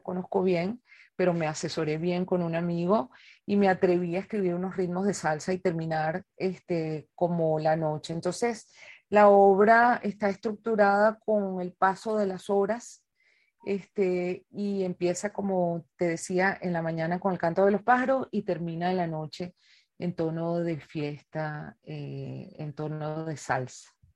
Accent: Caracas, Capital District, Venezuela; la ciudad de Caracas, que es la ciudad donde yo nací y como con frecuencia digo, en la ciudad donde vivo por elección

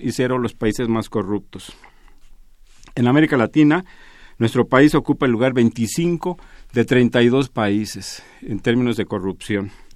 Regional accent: Mexico

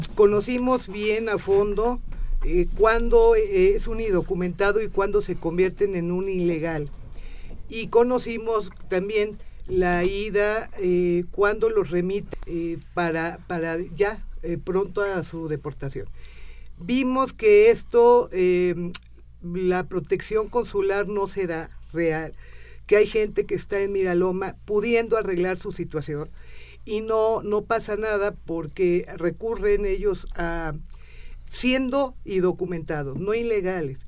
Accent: Mexico; no podemos ser xenofóbicos con nuestros propios connacionales

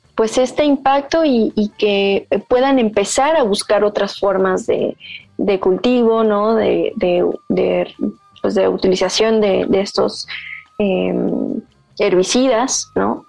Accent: Yucatán, Mexico; yo vivo en Yucatán, yo nací en Yucatán eh, y he estado ahí toda mi vida.

